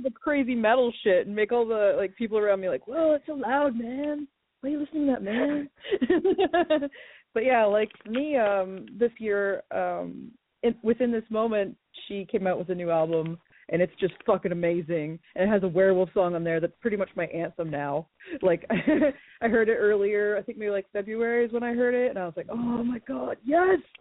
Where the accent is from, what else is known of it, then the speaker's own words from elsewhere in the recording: Ottawa, Ontario, Canada; I'm from Ottawa.